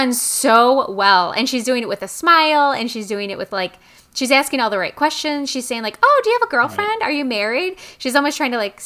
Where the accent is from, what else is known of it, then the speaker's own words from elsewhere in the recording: United States; as an American